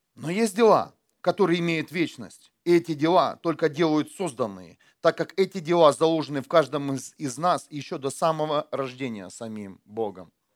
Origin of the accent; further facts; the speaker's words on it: Ukraine; now in Germany; я когда э, только приехал из Украины, у нас, у нас вот так, да, в Украине